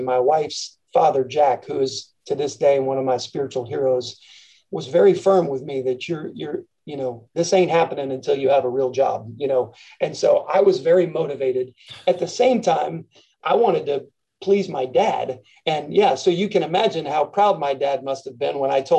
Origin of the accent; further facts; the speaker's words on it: Frankfurt, Hesse, Germany; born there; I was born in Frankfurt, Germany.